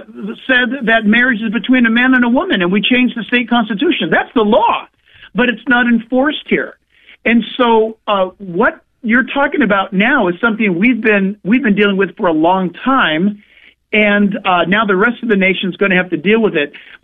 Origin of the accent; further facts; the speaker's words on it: Southern California, United States; I'm from Southern California, where people come to church in flip flops and shorts, or a three-piece suit sitting side by side. It's pretty unique.